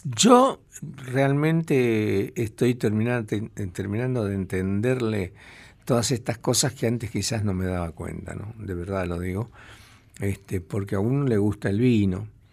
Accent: Tucumán, Argentina; soy de más al norte, yo soy de Tucumán

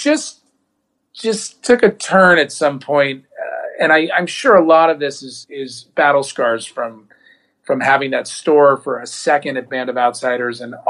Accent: Ohio, United States; also born or lived in New York; now in Los Angeles, United States; I grew up in Ohio

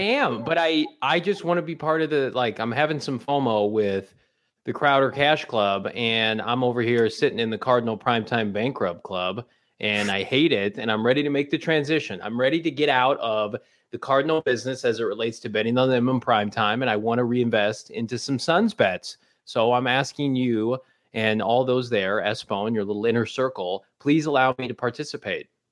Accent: Normal, Illinois, United States; my hometown I S U Redbirds

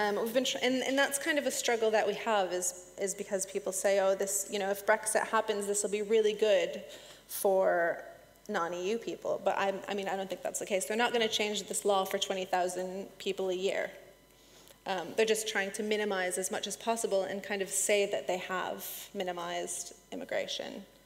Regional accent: United States; moved away as an adult; now in United Kingdom; I'm American

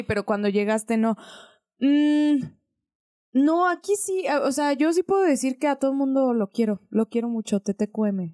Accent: Aguascalientes, Mexico; now in Mexico City, Mexico; la gente sabe que soy de Aguascalientes, bueno, que crecí en Aguascalientes

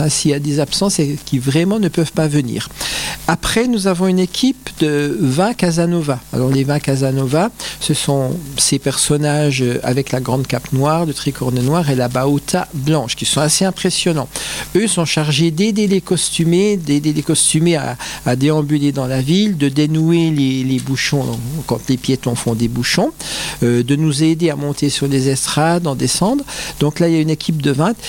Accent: Bains-les-Bains, Grand Est, France; je ne suis pas natif de Remiremont, je suis natif de Bain-les-Bains

